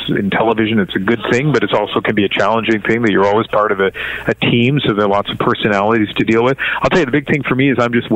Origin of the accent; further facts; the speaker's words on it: New Brunswick, Canada; now in Vancouver, Canada; me growing up in New Brunswick, living in Vancouver for all these years